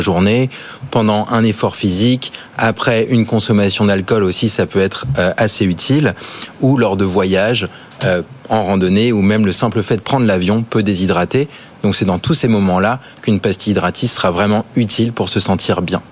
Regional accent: Australia; now in France; j'ai grandi en Australie

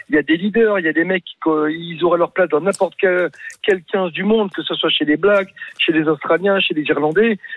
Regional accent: Bordeaux, Nouvelle-Aquitaine, France; C'est Bordeaux pour le foot parce que je suis bordelais, j'ai qu'un club, c'est eux.

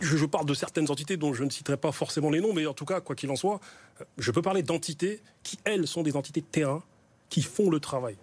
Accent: Grigny, Île-de-France, France; je suis originaire de Grigny

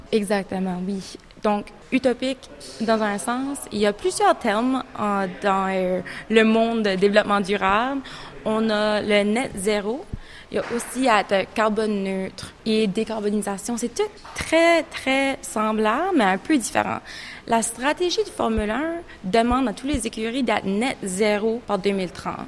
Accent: Canada; moved away as an adult; now in United Kingdom; je suis originaire euh, du Canada

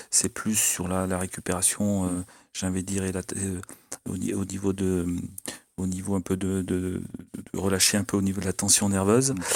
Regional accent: France; on a un tournoi chez nous du Grand Chelem et en tant que Français

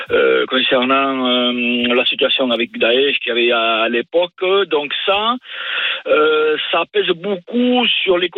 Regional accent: Lourdes, Occitania, France; suis du sud-ouest.

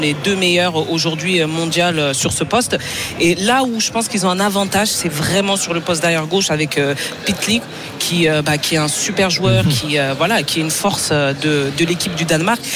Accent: France; je suis française

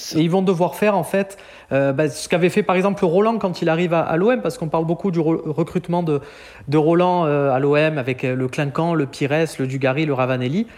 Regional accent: Marseille, Provence-Alpes-Côte d'Azur, France; en tant que Marseillais, je suis né à quelques mètres de chez lui

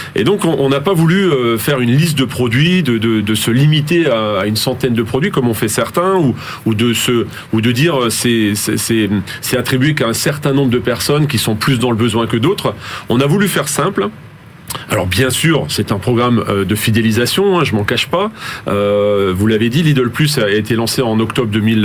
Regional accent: Alsace, Grand Est, France; moi-même je suis alsacien et je le revendique, euh, mais je suis français avant tout

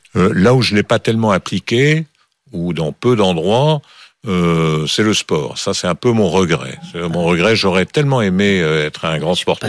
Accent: Bordeaux, Nouvelle-Aquitaine, France; also born or lived in Villefranche-sur-Saône; j'ai fait mes études à Bordeaux parce que mon père travaillait à Bordeaux et j'y suis passé des années qui comptent. Hein. J'y suis passé de l'âge de 8 ans jusqu'à

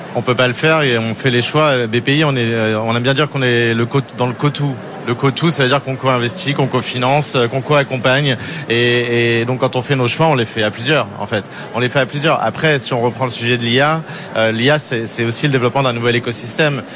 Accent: France; on est des Gaulois, on est des Français

